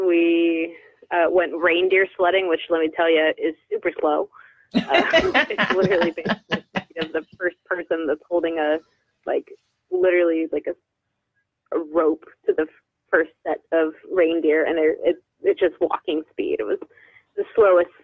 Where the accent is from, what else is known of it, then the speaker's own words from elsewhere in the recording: Netherlands; moved away; I'm from the Netherlands